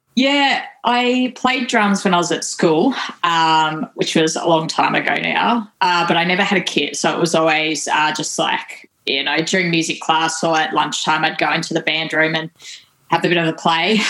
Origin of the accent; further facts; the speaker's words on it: Tasmania, Australia; growing up in uh, Tassie.